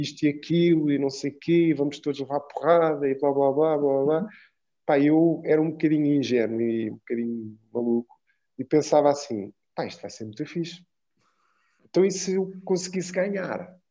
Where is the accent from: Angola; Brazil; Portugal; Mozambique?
Portugal; Lisbon; also born or lived in Cape Verde; e voltei para Portugal com a minha mãe. Pronto, isto para explicar um pouco que eu fui para Lisboa